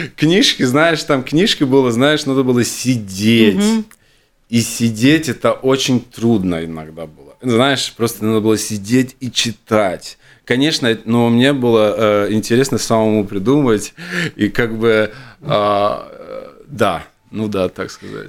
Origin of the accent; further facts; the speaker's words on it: Jurmala, Latvia; also born or lived in Riga; я родился, родился в Риге, да, где-то лет семь я вот приехал на Юрму, потому что мама хотела жить э, около моря